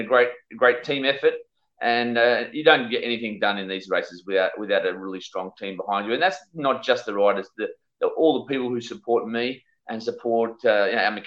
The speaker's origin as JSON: {"language": "English", "town": "Sydney", "region": "New South Wales", "country": "Australia", "tie": "born or raised there", "said": "I grew up in Sydney"}